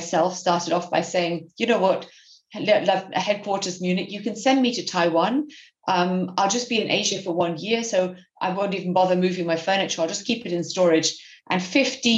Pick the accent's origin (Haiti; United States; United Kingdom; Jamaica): United Kingdom; moved away as an adult; also born or lived in Berlin; I'm native British.